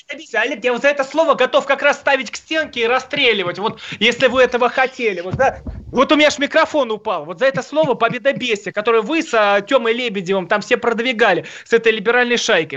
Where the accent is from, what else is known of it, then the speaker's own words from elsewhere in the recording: Tula, Tula Oblast, Russia; я из Тулы